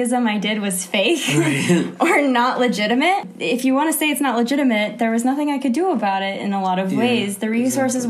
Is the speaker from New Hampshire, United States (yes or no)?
yes; New Hampshire, United States; now in Jerusalem, Israel; I'm from New Hampshire, and I'm living in Jerusalem